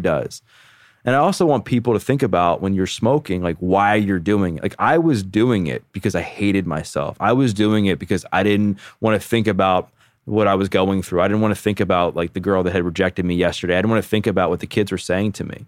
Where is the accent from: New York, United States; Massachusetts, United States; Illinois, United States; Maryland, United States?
Maryland, United States; Baltimore; I grew up born and raised in Baltimore, Maryland, have never left my hometown